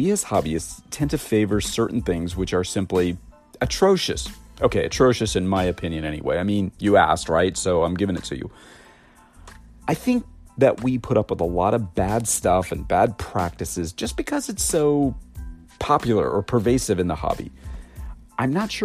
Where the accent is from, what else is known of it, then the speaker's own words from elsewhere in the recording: United States; I'm American and we use inches instead of metric